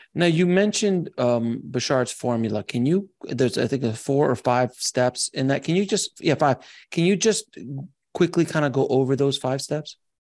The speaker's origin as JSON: {"language": "English", "town": "Los Angeles", "region": "California", "country": "United States", "said": "I come from Los Angeles"}